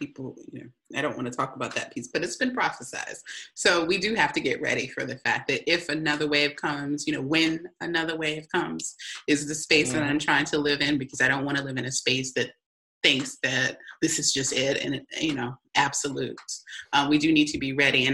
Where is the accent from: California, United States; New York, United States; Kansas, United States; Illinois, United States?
Illinois, United States; Chicago; I am from Chicago's South Side